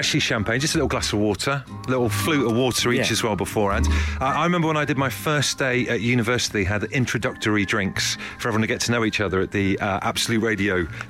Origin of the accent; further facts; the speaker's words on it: Devon, South West England, United Kingdom; You probably find I'm from Devon.